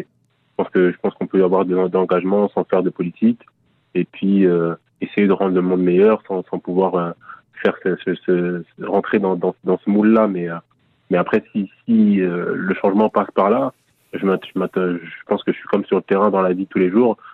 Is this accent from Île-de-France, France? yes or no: yes; Paris region, Île-de-France, France; also born or lived in Congo (parents' country); now in Nancy, France; je suis parti de Nancy à l'âge de 9 ans avec mes parents en région parisienne.